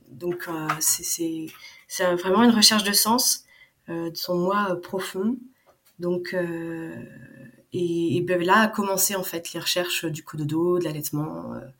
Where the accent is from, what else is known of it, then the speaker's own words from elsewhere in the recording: Hauts-de-France, France; en fait, je suis originaire du Nord. Alors, je sais pas si tu connais, entre Saint-Omer, entre Lille et Calais.